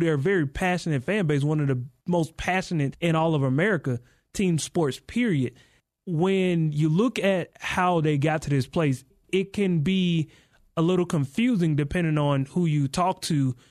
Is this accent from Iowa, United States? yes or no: no; Mississippi, United States; moved away as an adult; now in Colorado, United States; I am from Mississippi